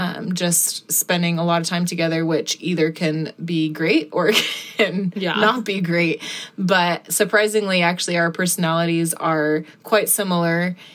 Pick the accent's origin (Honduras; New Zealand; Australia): New Zealand; moved away as an adult; New Zealand. So I was just visiting some friends and just came to visit them for, it was supposed to be for 2 weeks, but then ended up meeting my husband, Ryan, and decided to stay longer.